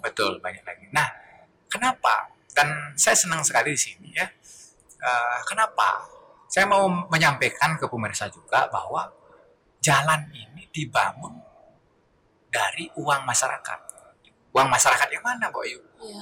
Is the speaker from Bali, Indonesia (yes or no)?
yes; Karangasem, Bali, Indonesia; now in Denpasar, Indonesia; asli saya Karangasem ya. Saya dari Karangasem